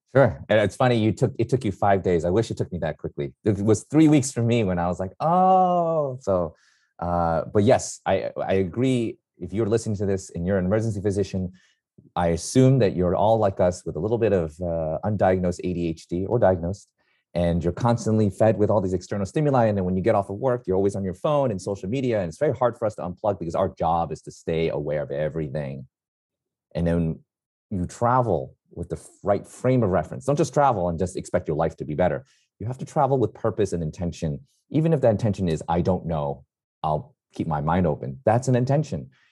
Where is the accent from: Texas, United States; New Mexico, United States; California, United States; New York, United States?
New York, United States; New York City; I'm a New Yorker, born and raised